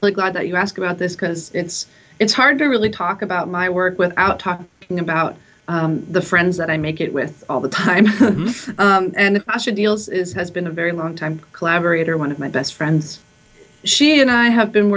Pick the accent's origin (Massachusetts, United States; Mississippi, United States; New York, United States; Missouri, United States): New York, United States; moved away as an adult; also born or lived in Berlin; I grew up in New York and went to college in New York